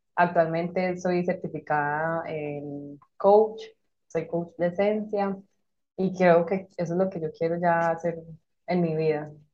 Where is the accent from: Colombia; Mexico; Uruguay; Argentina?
Colombia; moved away as an adult; also born or lived in Madrid; now in Malta; soy colombiana, actualmente vivo en Malta.